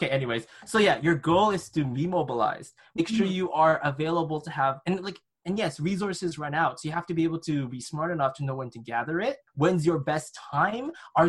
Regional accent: Canada; I come from Canada.

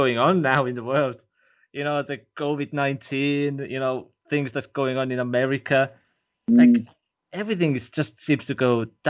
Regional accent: Estonia; first language Estonian; English is a second language; And, well, as you know, my first language is in Estonian.

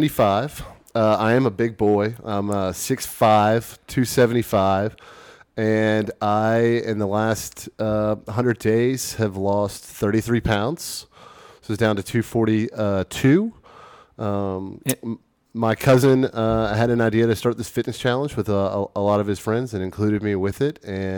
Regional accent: Memphis, Tennessee, United States; also born or lived in Baton Rouge, Louisiana; now in Austin, United States; I moved from Baton Rouge, Louisiana, but I'm originally from Memphis, Tennessee.

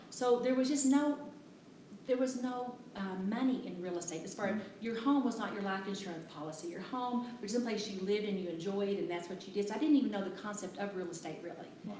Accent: Big Lake, Texas, United States; born or raised there; moved away

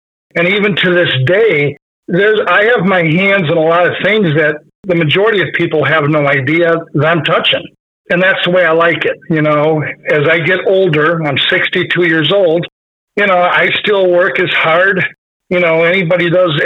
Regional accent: Black River Falls, Wisconsin, United States; I grew up in Black River Falls area in Wisconsin.

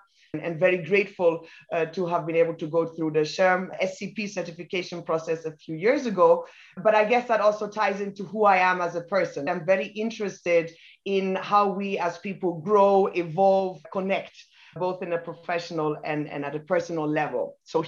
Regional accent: Ghana; also born or lived in Germany / United Kingdom / Italy / Belgium; now in Kenya; I'm half British, half Nigerian, but I was born in Germany, grew up in Ghana and in the UK. And then I've worked in Italy, in Belgium, and for the past 14 years, been based out of Kenya.

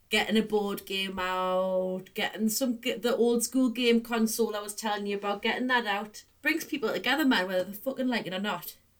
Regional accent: the Northeast, North East England, United Kingdom; moved away as an adult; I used to try and soften my accent quite a lot but then when I moved away, I was like so determined not to lose it that it definitely got stronger

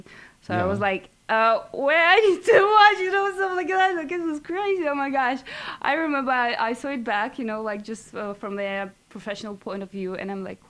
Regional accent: Moscow, Russia; English is a second language; moved away as an adult; now in Budapest, Hungary; natively, I'm from Moscow, from Russia

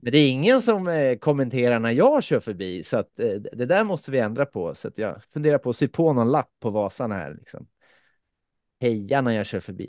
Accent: Finland; jag är ju från Finland

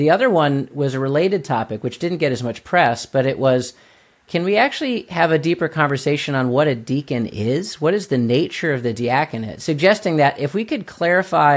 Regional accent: United States; as an American

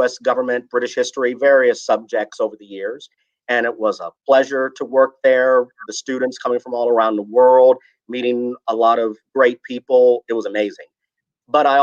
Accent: Front Royal, Virginia, United States; I was born and raised in Front Royal

